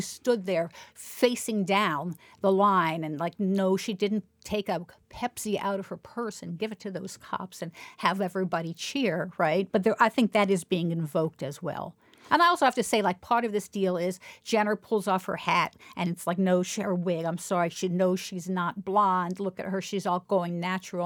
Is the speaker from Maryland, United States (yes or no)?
yes; Baltimore, Maryland, United States; when I was growing up in Baltimore